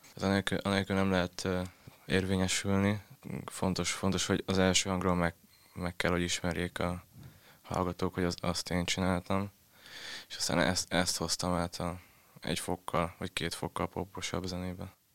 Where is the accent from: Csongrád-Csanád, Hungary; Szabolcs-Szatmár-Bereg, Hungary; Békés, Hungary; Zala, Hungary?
Szabolcs-Szatmár-Bereg, Hungary; Tiszadob; accent: Szabolcs dialect; moved away as an adult; now in Budapest, Hungary